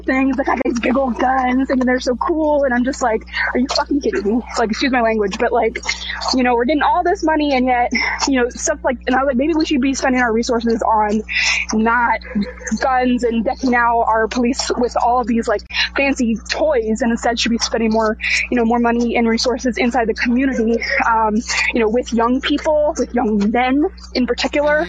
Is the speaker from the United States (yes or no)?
yes; North Texas, United States; I'm from North Texas, which is like really far away from where this happened